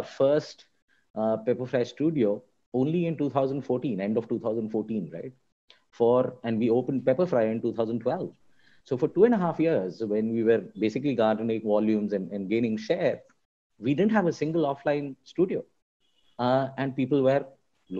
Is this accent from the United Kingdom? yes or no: no; Delhi, India; when I was growing up in Delhi and I'm one of those south Indians born and brought with Delhi